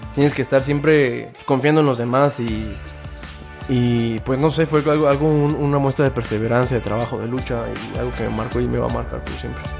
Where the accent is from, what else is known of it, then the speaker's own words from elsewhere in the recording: Mexico; como pueblo mexicano